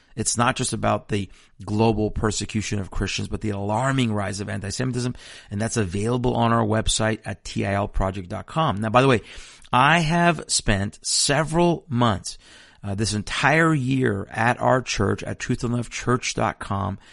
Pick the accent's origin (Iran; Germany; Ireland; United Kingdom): Iran; moved away; I'm from Iran. I was born in a nation that is an avowed enemy of Israel